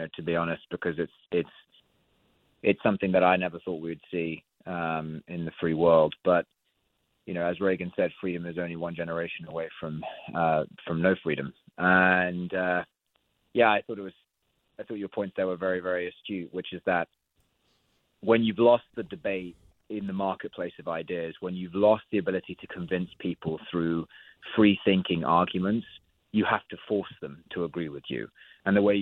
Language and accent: English; United Kingdom; I obviously say this as a Brit